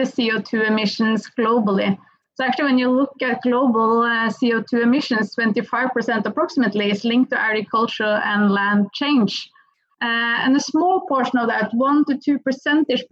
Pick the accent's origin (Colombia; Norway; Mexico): Norway; accent: Norwegian; English is a second language; I still have a proper Norwegian accent